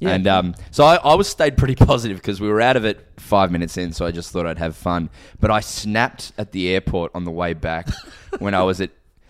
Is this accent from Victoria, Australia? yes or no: yes; Melbourne, Victoria, Australia; also born or lived in Adelaide, South Australia; so I'm from Melbourne